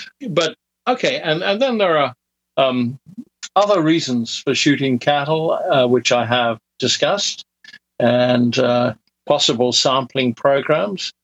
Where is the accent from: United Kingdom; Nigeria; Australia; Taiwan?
United Kingdom; moved away as an adult; also born or lived in Dallas, Texas; I am British